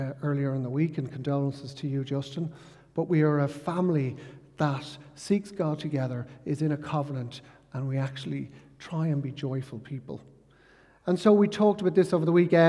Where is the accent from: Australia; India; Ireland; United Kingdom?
Ireland; growing up in Ireland